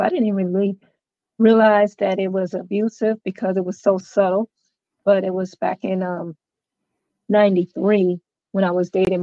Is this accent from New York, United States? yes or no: no; Clarksville, Tennessee, United States; I am from Clarksville, Tennessee.